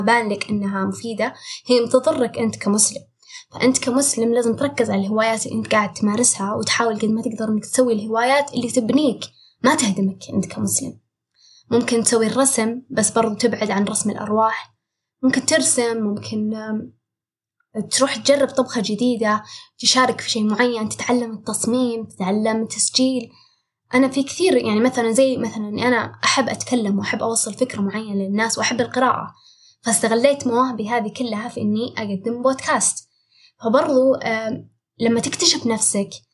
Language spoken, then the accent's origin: Arabic; Saudi Arabia; عندنا في السعودية